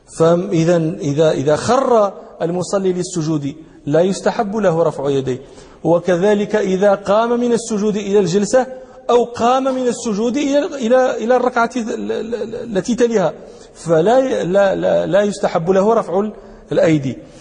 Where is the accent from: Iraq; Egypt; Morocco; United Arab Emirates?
Morocco; عندنا في المغرب